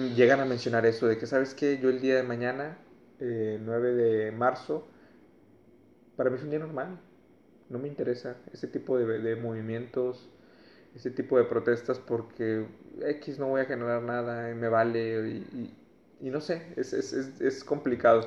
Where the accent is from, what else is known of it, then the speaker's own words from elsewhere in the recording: Mexico; como mexicanos